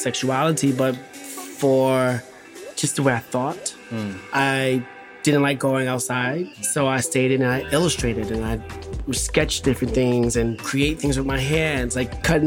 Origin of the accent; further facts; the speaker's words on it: New York City, New York, United States; I am from the South Bronx, born and raised, third generation.